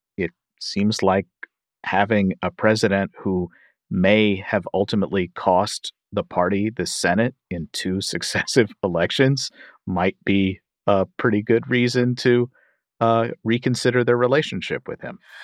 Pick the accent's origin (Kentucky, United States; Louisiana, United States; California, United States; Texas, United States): Kentucky, United States; my home state of Kentucky